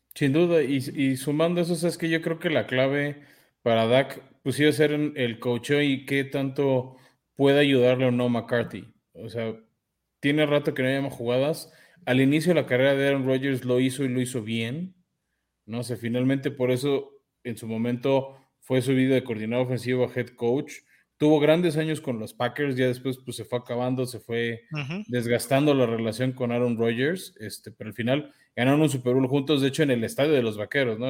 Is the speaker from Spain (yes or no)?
no; Mexico